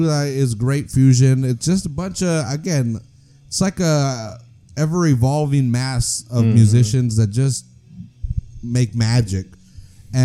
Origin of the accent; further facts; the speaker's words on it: Salinas, California, United States; even though I'm from Salinas.